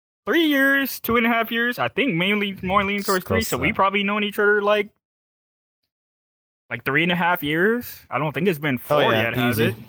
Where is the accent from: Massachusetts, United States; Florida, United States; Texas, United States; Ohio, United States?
Texas, United States; I'm from Texas.